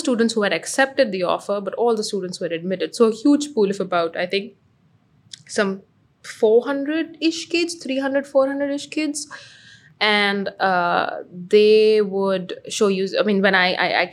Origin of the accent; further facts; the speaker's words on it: Amritsar, Punjab, India; moved away as an adult; also born or lived in Singapore; Amritsar, small town